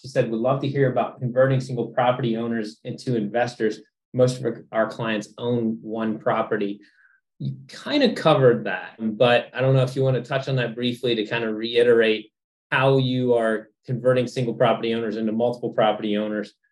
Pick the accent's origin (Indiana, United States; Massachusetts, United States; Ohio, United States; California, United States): Ohio, United States; Cincinnati; moved away as an adult; also born or lived in Dayton, Ohio; now in Orlando, United States; I was born in Dayton, raised in Cincinnati, and then went to Ohio State.